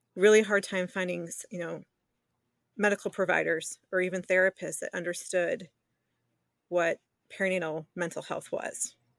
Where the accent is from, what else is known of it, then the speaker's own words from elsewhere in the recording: Detroit, Michigan, United States; I grew up, I was born and raised in the southeastern Detroit area